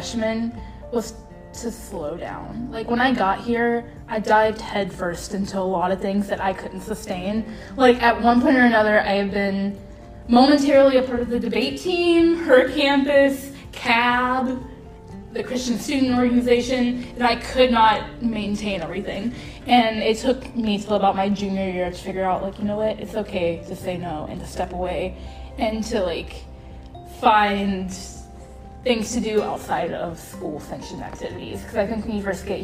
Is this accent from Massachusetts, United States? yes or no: no; South Carolina, United States; moved away as an adult; now in Hawaii, United States; I'm from South Carolina.